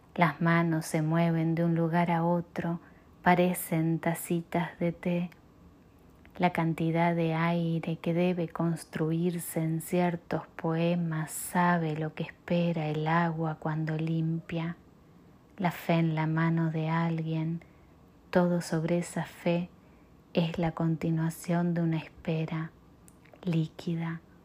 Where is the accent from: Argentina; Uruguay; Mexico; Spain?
Uruguay; moved away as an adult; also born or lived in Chicago area, United States; now in Chicago, United States; soy uruguaya, vivo en los Estados Unidos desde el 2002 y en el área de Chicago hace unos años.